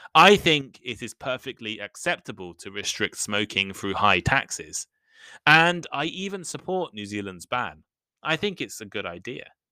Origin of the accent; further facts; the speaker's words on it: England, United Kingdom; moved away as an adult; now in Japan; I come from England, where you can never see cigarettes in shops.